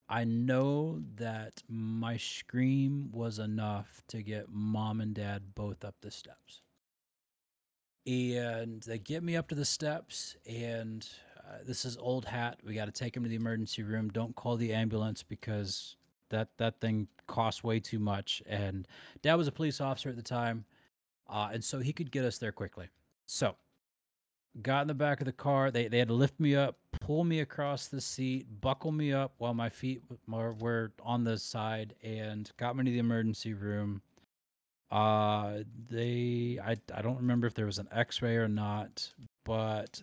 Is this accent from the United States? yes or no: yes; Loudonville, Ohio, United States; also born or lived in Shelby, Ohio; We moved right after that to Loudonville, Ohio